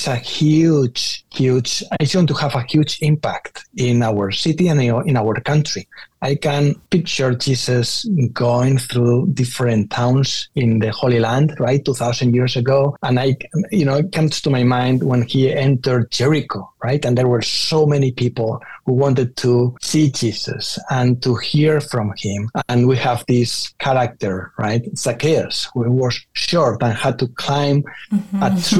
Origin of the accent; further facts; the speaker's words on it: Spain; moved away as an adult; also born or lived in Rome, Italy; now in Washington, D.C., United States; I grew up in Spain